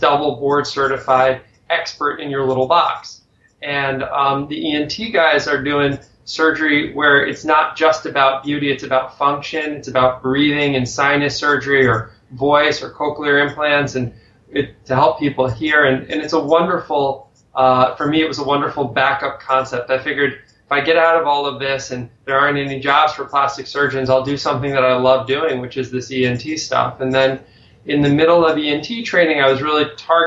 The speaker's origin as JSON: {"language": "English", "region": "Connecticut", "country": "United States", "tie": "born or raised there", "said": "I grew up in Connecticut"}